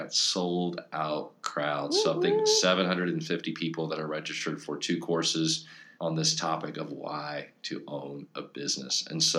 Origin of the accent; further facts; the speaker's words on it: Florida, United States; my wife, she's from Georgia, I'm from Florida, and I've got this associateship position in Iowa